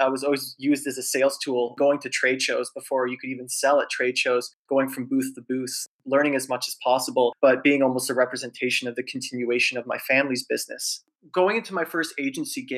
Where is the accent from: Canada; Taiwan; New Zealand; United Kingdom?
Canada; Toronto, Ontario; So super happy to be a Torontonian